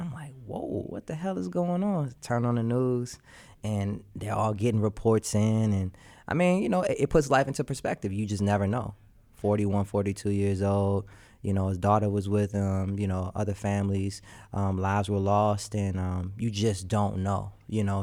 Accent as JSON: {"language": "English", "town": "Washington", "region": "District of Columbia", "country": "United States", "said": "I'm from Washington, D C"}